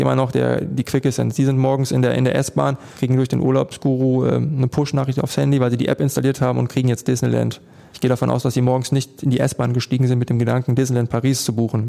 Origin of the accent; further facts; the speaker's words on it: Unna, North Rhine-Westphalia, Germany; wir kommen aus Unna, das ist ein größeres Dorf